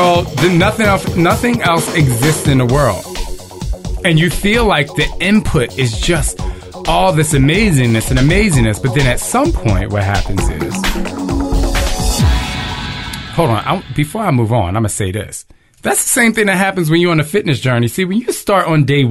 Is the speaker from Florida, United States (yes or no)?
no; New Jersey, United States; I'm from Jersey